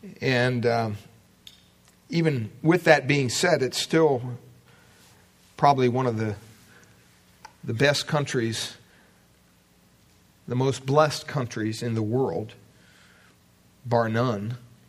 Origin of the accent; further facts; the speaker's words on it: United States; growing up in America